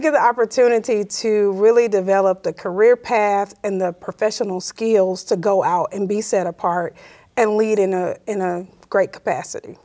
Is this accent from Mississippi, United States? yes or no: yes; Como, Mississippi, United States; also born or lived in Montgomery, Alabama / Chicago, Illinois; growing up in Como